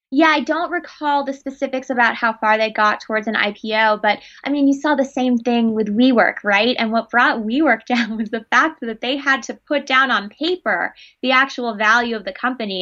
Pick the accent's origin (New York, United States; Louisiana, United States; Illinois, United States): New York, United States; New York City; I grew up in New York City, which is very nightlife heavy, club heavy